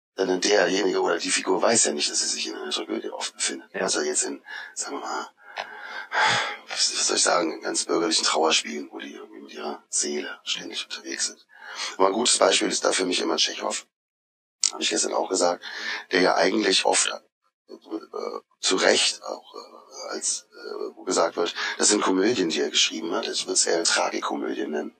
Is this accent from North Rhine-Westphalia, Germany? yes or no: no; Odenwald area, southern Hesse, Germany; accent: South Hessian; also born or lived in Marburg, Hesse (birthplace); kam ich gleich mit ein, zwei Jahren runter in die Odenwaldecke